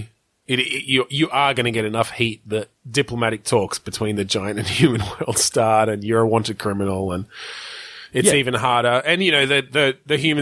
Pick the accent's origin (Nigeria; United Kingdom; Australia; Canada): Australia; I'm fucking Australian